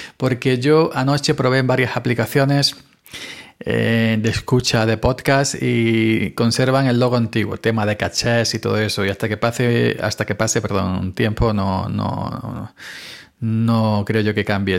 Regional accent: Granada, Andalusia, Spain; moved away; yo soy granaíno, ya sabéis. Así que desde aquí un abrazo, aunque no vivo en Granada, pero soy granadino

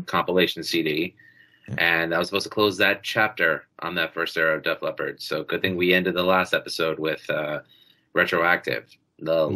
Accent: New York City, New York, United States; Growing up in Queens, you know, you had uh, 92.3 K Rock

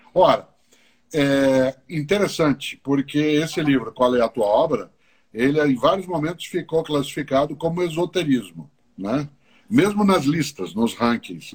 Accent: Londrina, Paraná, Brazil; accent: caipira; now in São Paulo, Brazil; na cidade de Londrina, onde eu nasci. Eu moro na capital paulista há mais de 50 anos

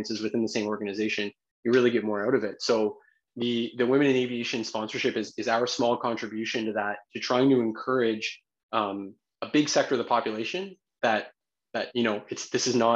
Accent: New Brunswick, Canada; we're all from New Brunswick. We all live in New Brunswick.

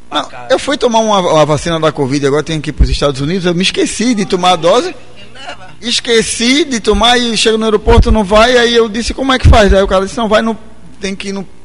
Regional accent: São Paulo, Brazil; now in Recife, Brazil; nossos traumas que viemos de São Paulo, que viemos de, de lugares violentos

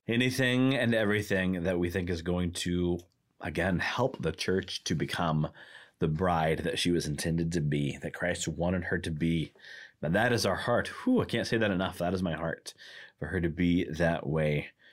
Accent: Arkansas, United States; also born or lived in Michigan / Indiana; now in Milwaukee, United States; I grew up in Arkansas, which has no professional sports teams of any kind

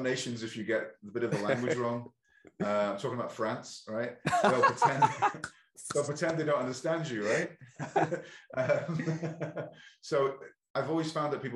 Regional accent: Ireland; both from Ireland, I'm British-Irish

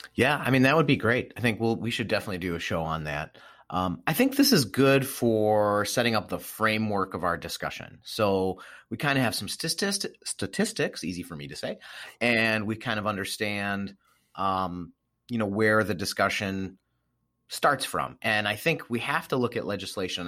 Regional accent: Milwaukee, Wisconsin, United States; I grew up in Milwaukee, Wisconsin, heavy, heavy German population

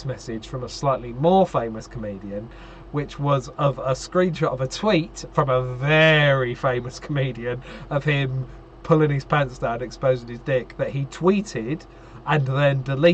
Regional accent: Basildon, East of England, United Kingdom; I'm from Basildon

